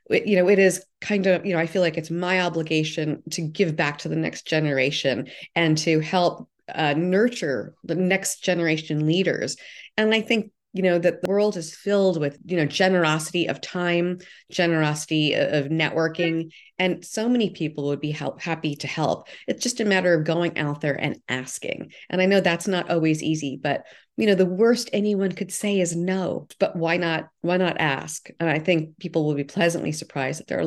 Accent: New York, United States; I grew up in New York. I, my early part of my career was in New York

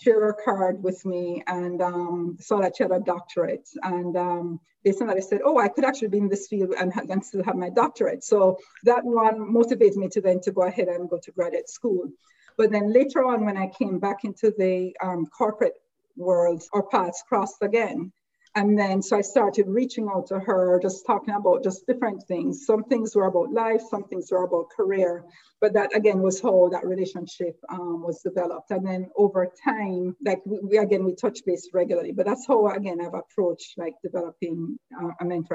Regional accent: Jamaica; moved away as an adult; now in United States; growing up, and again, I grew up in Jamaica

